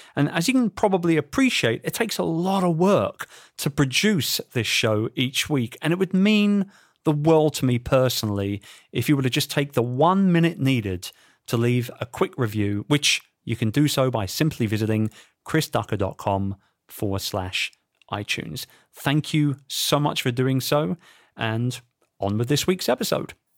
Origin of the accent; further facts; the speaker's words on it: London, United Kingdom; in the Grand City of London, England, my hometown